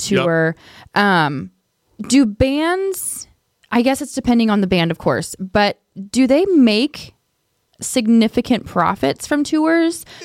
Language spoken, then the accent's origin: English; Lincoln County, Missouri, United States; I'm from Lincoln County